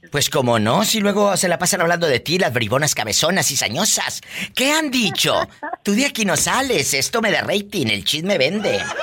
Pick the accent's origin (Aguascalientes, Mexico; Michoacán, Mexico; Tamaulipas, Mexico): Tamaulipas, Mexico; Matamoros; yo vivo, mi, tierra es Matamoros, Tamaulipas